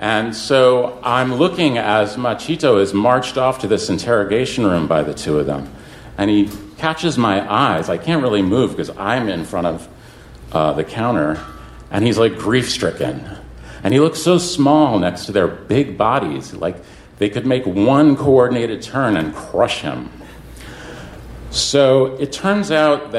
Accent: New York, United States; I'm from New York

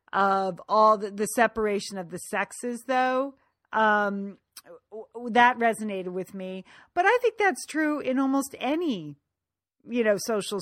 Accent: Connecticut, United States; I am from Connecticut, and sometimes my mouth doesn't move in ways other people's mouth moves.

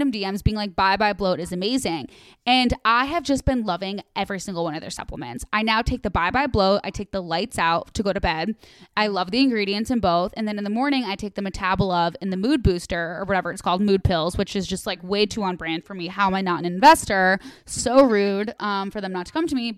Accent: Midwest, United States; I'm from the Midwest.

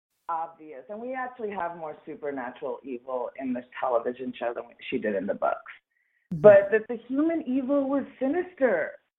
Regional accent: United States; Well, also just as an American, I wish it weren't on the nose.

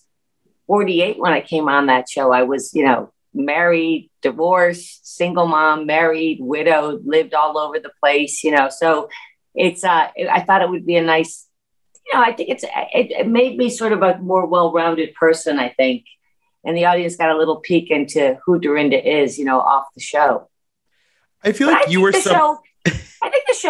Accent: New York, United States; also born or lived in Berkshires

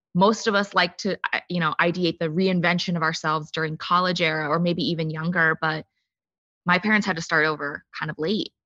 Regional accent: United States; I grew up in the suburbs of D C

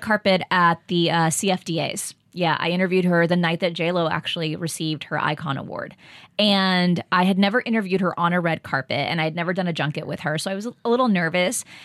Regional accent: Texas, United States; moved away; I grew up in Texas

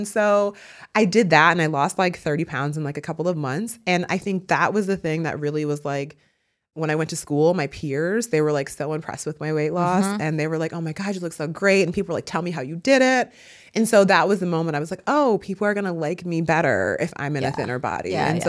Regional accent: Midwest, United States; I grew up in the Midwest. I went to a small school in the suburbs.

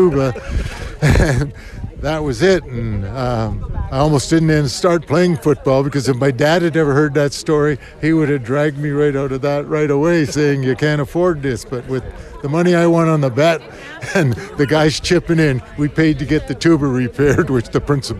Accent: Canada; as a Canadian kid

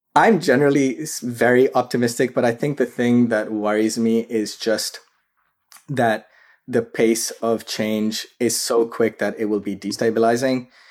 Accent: Karachi, Sindh, Pakistan; moved away as an adult; now in United States; I grew up in Karachi, Pakistan. That's where I was raised, and I came to the U S for undergraduate studies

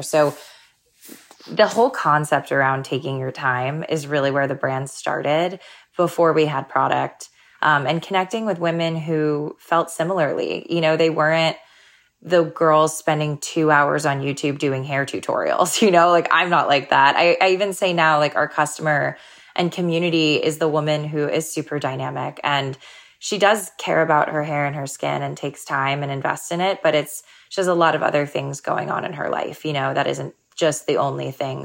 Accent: Florida, United States; growing up in Florida

